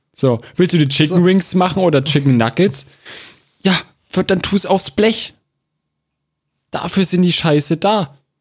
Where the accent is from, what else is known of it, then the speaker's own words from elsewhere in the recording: Germany; bei uns in Deutschland